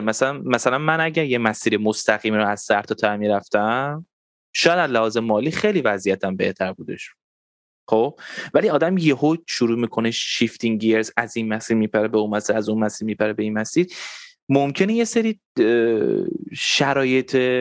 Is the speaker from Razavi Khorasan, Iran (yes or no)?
no; Tehran, Tehran Province, Iran; منم خب تو تهران بزرگ شدم